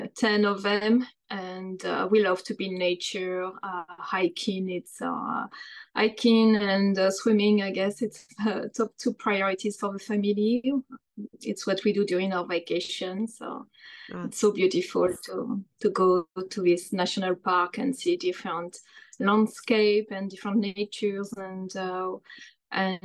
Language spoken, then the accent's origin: English; France; moved away as an adult; also born or lived in London, United Kingdom; now in New Jersey, United States; I'm from France. I was born there. I've been living in the United States for the past 19 years now